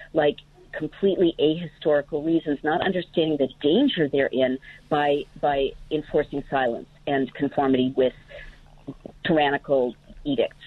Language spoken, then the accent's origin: English; California, United States; California, where I grew up